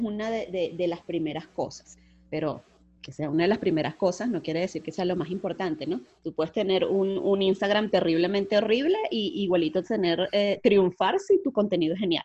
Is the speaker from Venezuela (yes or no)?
yes; Puerto Cabello, Carabobo, Venezuela; now in Cali, Colombia; yo soy venezolana, nací en Venezuela, en Puerto Cabello, y en este momento me encuentro viviendo en Cali, Colombia